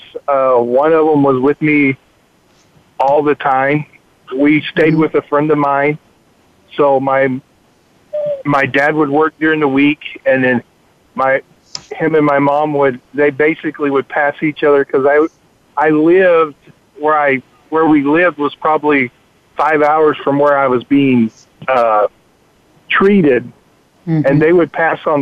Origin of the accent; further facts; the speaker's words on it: Texas, United States; I'm from Texas.